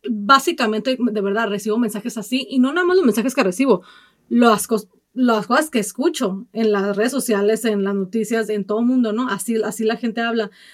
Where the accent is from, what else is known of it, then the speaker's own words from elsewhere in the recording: Mexico; now in United States; yo soy de México y prefiero mil veces vivir aquí